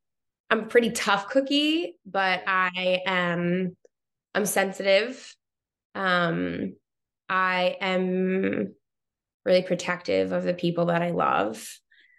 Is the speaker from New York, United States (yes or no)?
yes; Long Island, New York, United States; So I grew up on Long Island in New York.